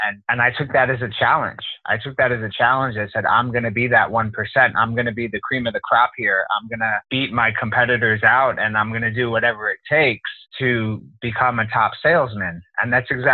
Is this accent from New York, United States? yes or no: yes; New York City, New York, United States; moved away; born and raised in Riverdale, which is like a nice middle class section of the Bronx